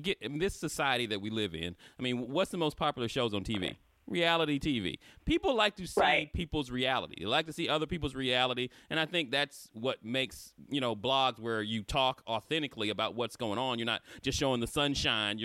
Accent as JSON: {"language": "English", "region": "Florida", "country": "United States", "said": "I'm from Florida"}